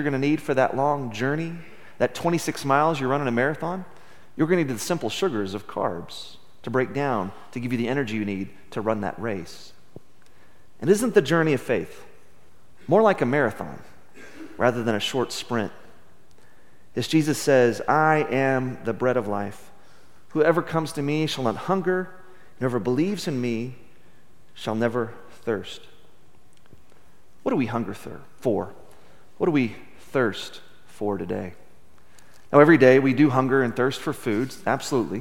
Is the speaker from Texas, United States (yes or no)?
yes; Midland, Texas, United States; Growing up in Midland in the 70s and 80s